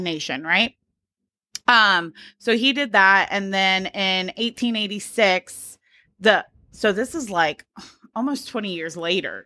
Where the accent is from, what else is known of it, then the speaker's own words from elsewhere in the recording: Georgia, United States; I grew up in Georgia